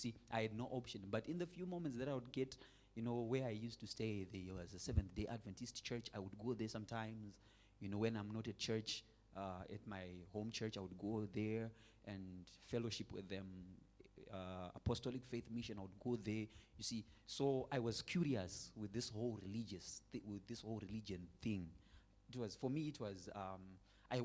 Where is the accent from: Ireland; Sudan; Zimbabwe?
Zimbabwe; I am born and raised in Zimbabwe